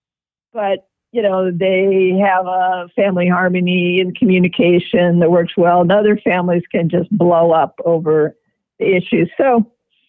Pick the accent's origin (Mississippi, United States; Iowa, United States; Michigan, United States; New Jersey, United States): Iowa, United States; Manning; also born or lived in Davenport, Iowa; in my younger years, I grew up in Manning, just down the road from Liz